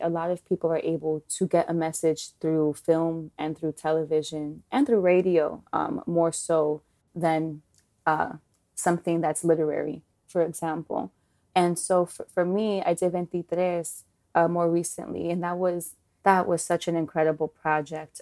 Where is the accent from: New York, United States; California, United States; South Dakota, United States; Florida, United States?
New York, United States; New York City; growing up in Washington Heights, going to school in, in El Barrio